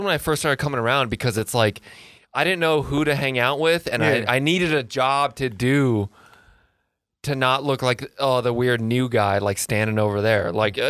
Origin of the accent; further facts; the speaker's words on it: Arizona, United States; moved away as an adult; I'm from Arizona. I moved here like five years ago or so.